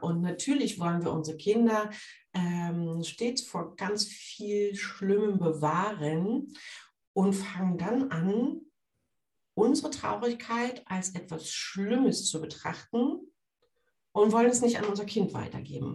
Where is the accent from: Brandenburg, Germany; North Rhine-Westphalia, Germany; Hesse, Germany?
Brandenburg, Germany; Brandenburg an der Havel; ich komme aus Brandenburg an der Havel, äh, da, die Stadt heißt genauso wie das Bundesland.